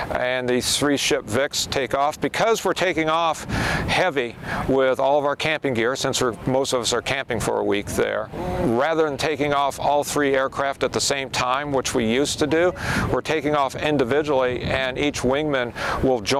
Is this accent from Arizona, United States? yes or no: yes; Phoenix, Arizona, United States; But I myself, I'm from Phoenix, Arizona.